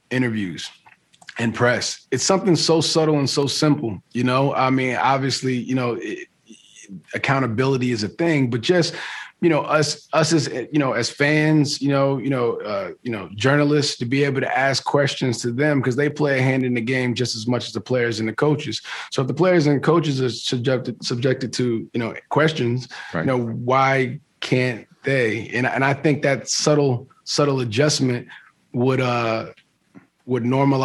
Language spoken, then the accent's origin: English; East Coast, United States; I grew up on the East Coast, so you know, I grew up a Knicks fan